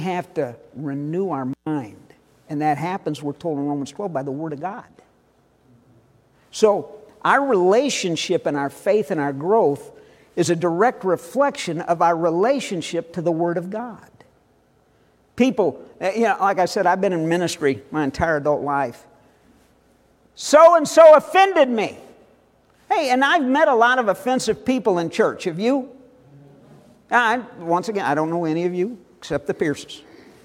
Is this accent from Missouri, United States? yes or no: yes; Northwest St. Louis County, Missouri, United States; the subdivision I grew up in Northwest St. Louis County